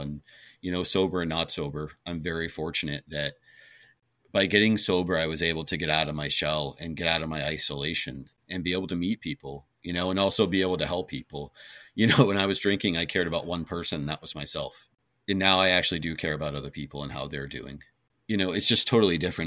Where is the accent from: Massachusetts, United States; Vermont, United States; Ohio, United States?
Vermont, United States; moved away; growing up in Vermont